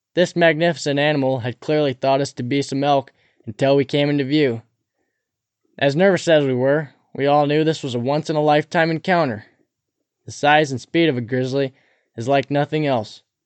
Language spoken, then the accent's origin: English; Cabinet Mountains, Montana, United States; Growing up near the Cabinet Mountains